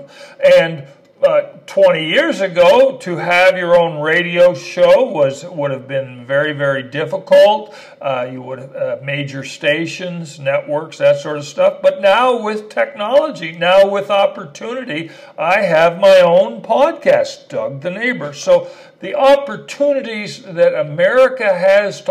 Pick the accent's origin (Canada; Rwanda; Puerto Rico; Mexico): Canada; moved away as an adult; also born or lived in El Paso, Texas / Dallas, Texas / New York City; now in Austin, United States; I am an immigrant. I was born in Canada.